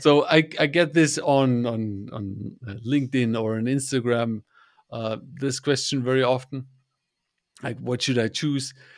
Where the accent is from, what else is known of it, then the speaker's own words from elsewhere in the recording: Germany; I'm from Germany